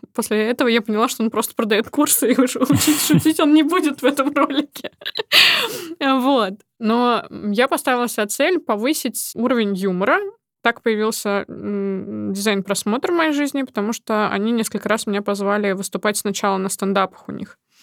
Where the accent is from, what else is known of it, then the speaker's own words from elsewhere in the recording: Nizhny Novgorod, Nizhny Novgorod Oblast, Russia; moved away as an adult; now in Moscow, Russia; в моем родном городе, в Нижнем Новгороде